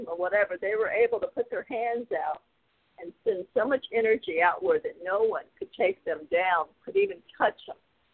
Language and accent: English; Northern Virginia, United States; moved away; also born or lived in Indiana; I grew up in North Virginia